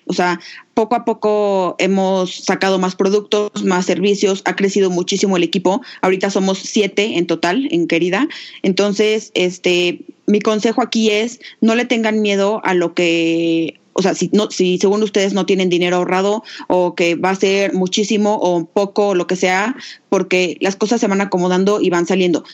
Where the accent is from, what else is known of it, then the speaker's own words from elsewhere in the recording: Aguascalientes, Mexico; las dos somos de Aguascalientes